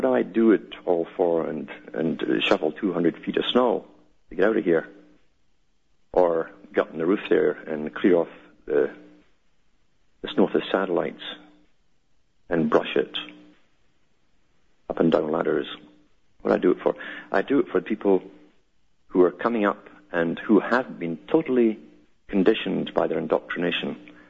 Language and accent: English; United Kingdom; I came from Britain. I knew how Britain worked. It's a prototype for the world.